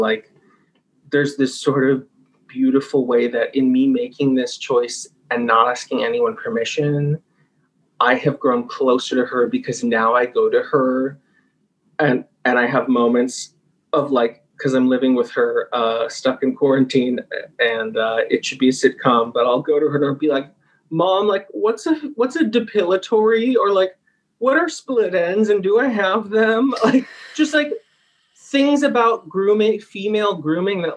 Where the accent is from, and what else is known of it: United States; born or raised there